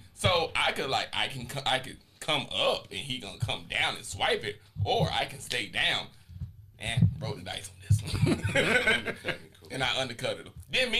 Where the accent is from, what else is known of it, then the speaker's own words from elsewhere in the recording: Laurinburg, North Carolina, United States; moved away as an adult; I always say I am from Laurinburg. I will Scotland County, 100%.